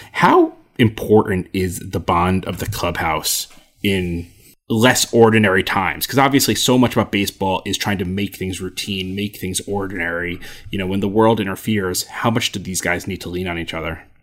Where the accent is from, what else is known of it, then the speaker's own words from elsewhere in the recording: New Jersey, United States; also born or lived in Michigan; I went to school at, uh, the University of Michigan, but I'm from New Jersey